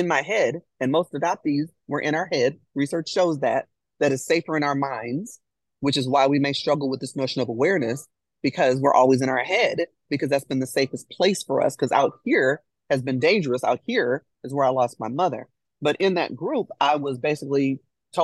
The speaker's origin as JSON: {"language": "English", "town": "Chicago", "region": "Illinois", "country": "United States", "moved": "yes", "lives_now": "Nashville, United States", "said": "both Jennifer and I hail from Chicago. Both of us moved to Nashville"}